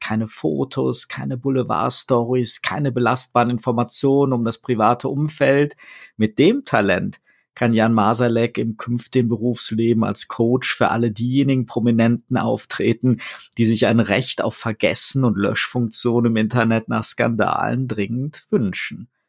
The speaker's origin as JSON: {"language": "German", "region": "Rhineland", "country": "Germany", "said": "als Rheinländer ja fröhlicher Karnevalist"}